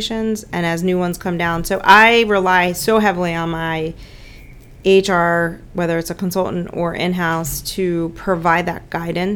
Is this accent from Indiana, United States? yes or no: no; Baltimore, Maryland, United States; I'm from Baltimore